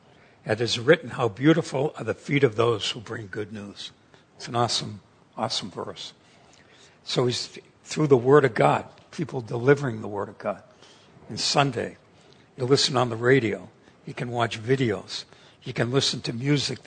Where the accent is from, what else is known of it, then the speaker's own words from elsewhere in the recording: Massachusetts, United States; moved away as an adult; also born or lived in Pennsylvania; now in San Diego, United States; I grew up in Massachusetts